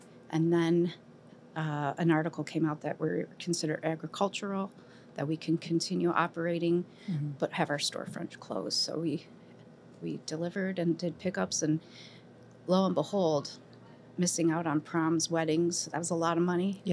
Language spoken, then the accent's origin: English; Cleveland, Ohio, United States; moved away as an adult; now in Monticello, United States; Born and raised in Cleveland